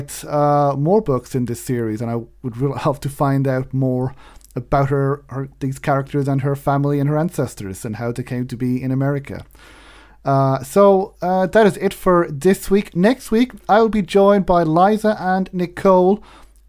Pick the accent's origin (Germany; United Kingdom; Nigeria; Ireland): Ireland; Wexford, Leinster; my town in Wexford